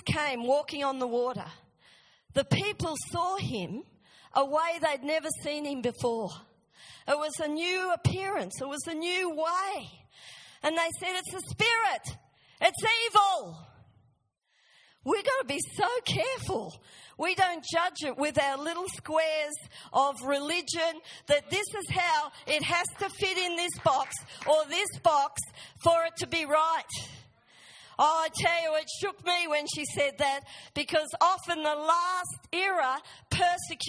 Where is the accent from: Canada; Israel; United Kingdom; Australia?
Australia; moved away; I grew up in Australia, I know the ways of Australia